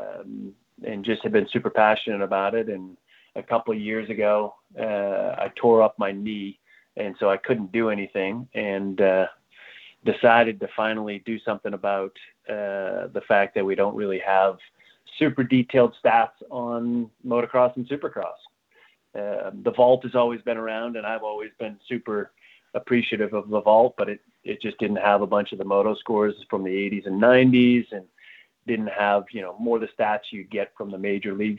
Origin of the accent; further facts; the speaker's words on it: New England, United States; I grew up in the New England area